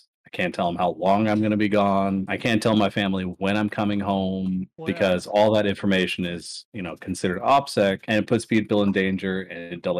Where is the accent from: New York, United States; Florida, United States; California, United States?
California, United States; I have nothing but revolvers because I'm from California and their handgun laws suck